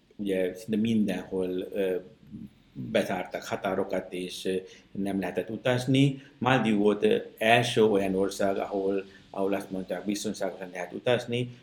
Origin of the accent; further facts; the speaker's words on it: Sri Lanka; Hungarian is a second language; moved away as an adult; now in Kaposvár, Hungary; én egy, egy Sri Lankán egy kis faluból származom